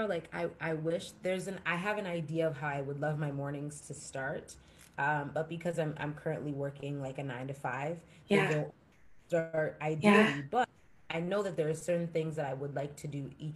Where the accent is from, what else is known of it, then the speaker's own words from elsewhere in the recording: Jamaica; I'm Jamaican.